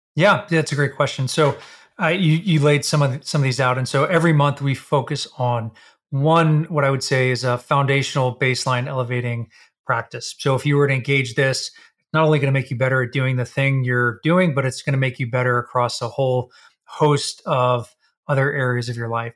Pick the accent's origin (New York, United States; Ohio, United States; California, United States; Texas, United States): Texas, United States; we're both from Texas.